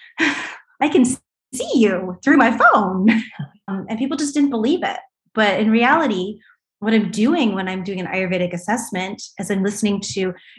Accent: East Coast, United States; I was from the East Coast.

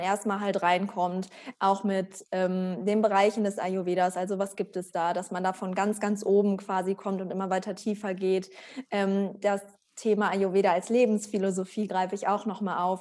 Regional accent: Germany; wir sind halt alle in Deutschland groß geworden.

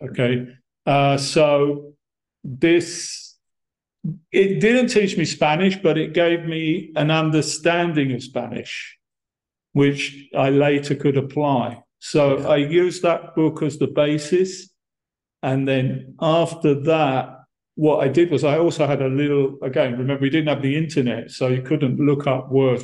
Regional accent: Brighton, South East England, United Kingdom; moved away as an adult; also born or lived in Monterrey, Mexico; I'm from Brighton, and uh, I I grew up there in that city

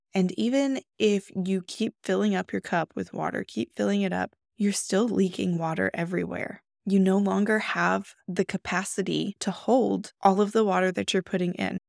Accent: the Bible Belt, United States; I grew up in the Bible Belt

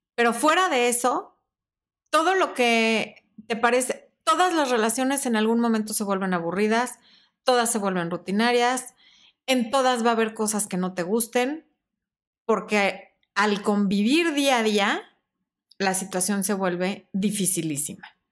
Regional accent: Mexico; es como los mexicanos cuando decimos este cuate, este güey

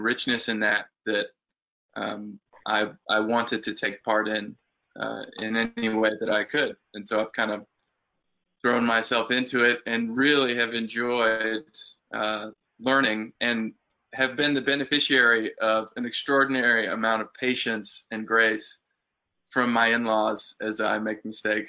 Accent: Portland, Oregon, United States; also born or lived in Jinja, Uganda; now in Walters, United States; And then we moved back to Portland, Oregon.

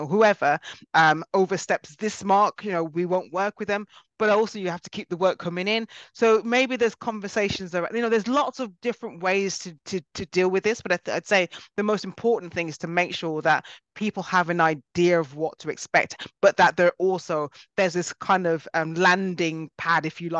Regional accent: United Kingdom; I was actually born in Britain and my family are from Jamaica

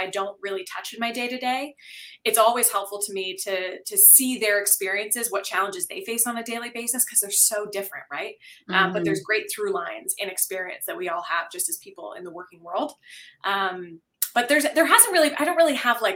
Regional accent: Ridgewood, New Jersey, United States; now in Canada; when I was like 6 or 7, my family and I had moved to a new town in Ridgewood, New Jersey

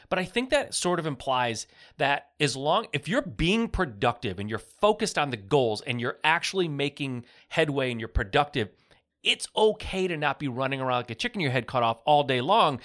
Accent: Michigan, United States; I'm from Michigan

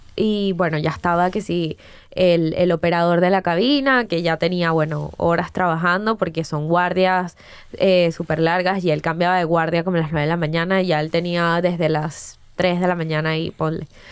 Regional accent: Caracas, Capital District, Venezuela; moved away as an adult; also born or lived in Florida, United States; Yo soy de Prado de María, o sea, de una zona eh, del oeste de Caracas.

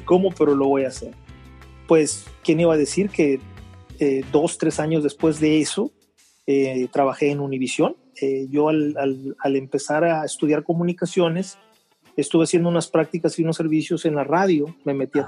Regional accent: Veracruz, Mexico; also born or lived in Mexico City; nací en Veracruz, soy mexicano.

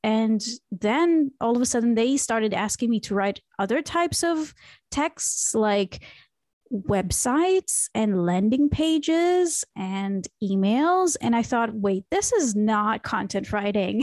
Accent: Israel; moved away as an adult; now in Berlin, Germany; I was born and raised in Israel

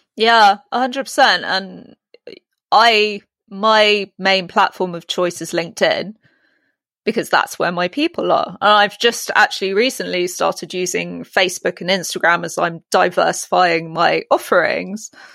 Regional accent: United Kingdom; accent: British; In my British accent

